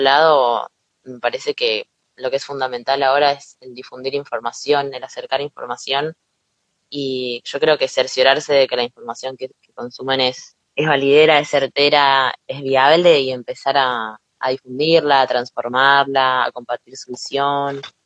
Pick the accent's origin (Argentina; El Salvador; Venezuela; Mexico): Argentina